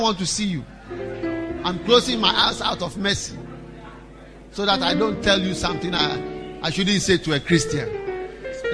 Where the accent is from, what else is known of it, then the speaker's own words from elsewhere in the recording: Ghana; our church in Accra